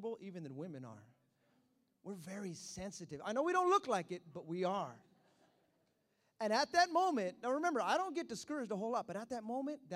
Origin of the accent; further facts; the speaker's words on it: Hayward, California, United States; I'm from Hayward